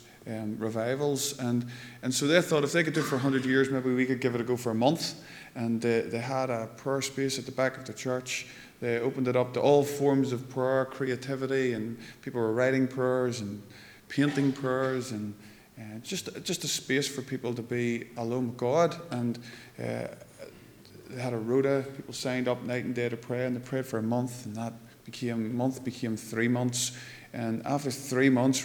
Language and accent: English; Lurgan, Northern Ireland, United Kingdom; now in Moira, United Kingdom; I come from Lurgan. I live in Moira now, which is sort of upper Lurgan